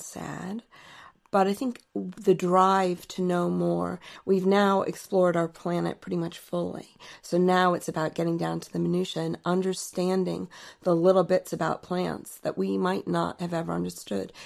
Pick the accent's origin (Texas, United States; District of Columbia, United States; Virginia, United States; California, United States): Virginia, United States; Alexandria; I grew up in Alexandria, Virginia, and my parents had a garden